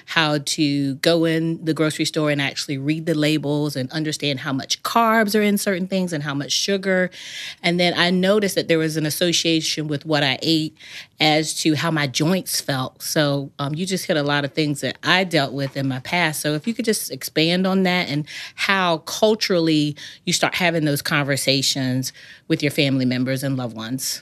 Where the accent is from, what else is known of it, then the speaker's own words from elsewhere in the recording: the South, United States; I grew up in the South